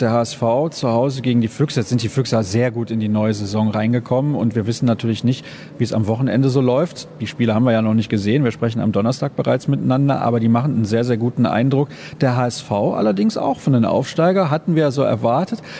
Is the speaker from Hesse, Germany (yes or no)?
no; Solingen, North Rhine-Westphalia, Germany; wo ich herkomme. Aus Solingen